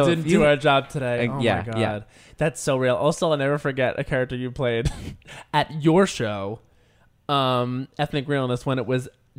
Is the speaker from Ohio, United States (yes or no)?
no; Long Island, New York, United States; I'm from Long Island